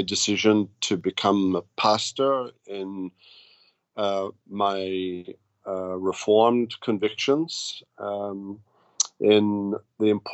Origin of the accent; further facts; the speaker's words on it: Wales, United Kingdom; moved away as an adult; also born or lived in Belfast, Northern Ireland / Jackson, Mississippi; now in United States; I grew up in Britain, in Wales, and went to school and college, university in Wales